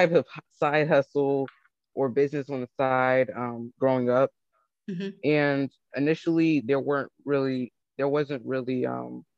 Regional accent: Atlanta, Georgia, United States; I'm from Atlanta, Georgia.

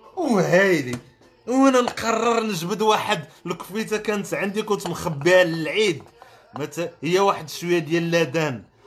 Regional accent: Morocco; انا كشاب مغربي

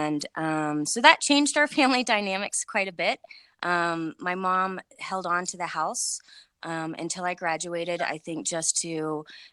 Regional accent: Cincinnati, Ohio, United States; also born or lived in Kentucky; Born and raised in Cincinnati, Ohio

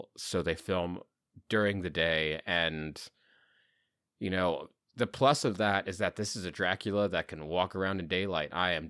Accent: England, United Kingdom; I'm me. I'm from England.

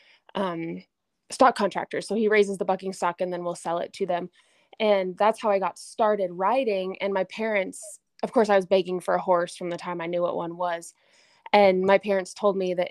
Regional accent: Gillette, Wyoming, United States; So I was born and raised in Gillette, Wyoming, which is in the northeast corner of the state.

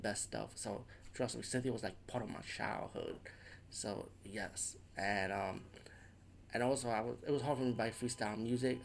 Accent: New York City, New York, United States; growing up in the Bronx

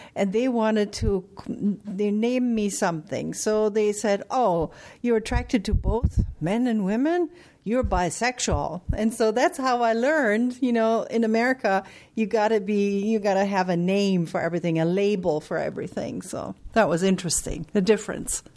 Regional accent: Germany; now in United States; I'm from Germany originally

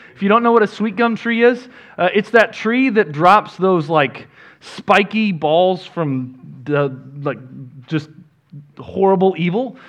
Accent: Northwest Arkansas, United States; now in Texas, United States; I grew up in Northwest Arkansas

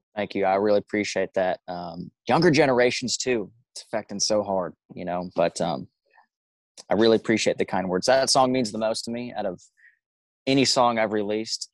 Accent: Omaha, Nebraska, United States; moved away; There's a little suburb called Millard, and um, born and raised there

